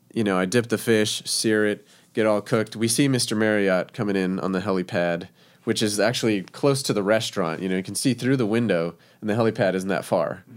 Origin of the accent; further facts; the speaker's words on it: El Paso, Texas, United States; also born or lived in Scottsdale, Arizona; now in Springfield, United States; I am originally from El Paso, Texas